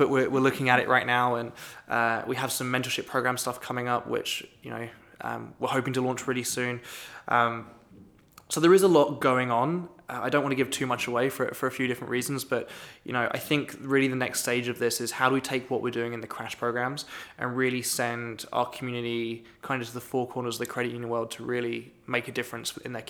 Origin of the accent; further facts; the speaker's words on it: United Kingdom; now in Wisconsin, United States; Being British, it's not a holiday I celebrate.